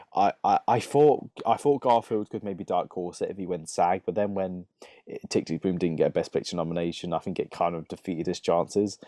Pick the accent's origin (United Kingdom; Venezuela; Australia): United Kingdom; a lot of us Brits